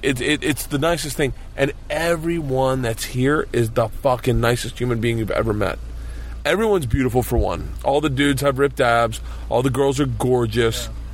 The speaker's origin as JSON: {"language": "English", "country": "United States", "said": "I am an American"}